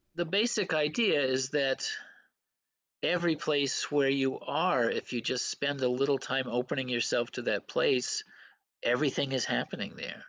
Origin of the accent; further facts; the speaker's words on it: Belfast, Maine, United States; also born or lived in Waterville, Maine; growing up on Penobscot Bay in Belfast